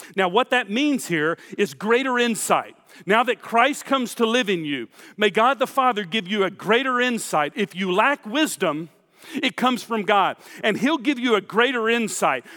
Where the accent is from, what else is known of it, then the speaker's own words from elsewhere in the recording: Houston, Texas, United States; I grew up in Houston.